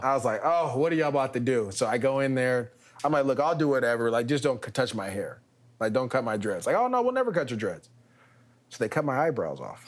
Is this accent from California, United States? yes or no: yes; Bay Area, California, United States; moved away as an adult; also born or lived in Los Angeles; I'm being from the Bay Area